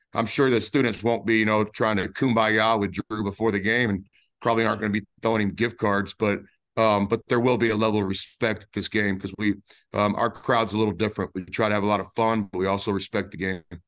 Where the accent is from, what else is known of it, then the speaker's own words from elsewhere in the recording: Dallas-Fort Worth Metroplex, Texas, United States; my hometown of the Dallas-Fort Worth Metroplex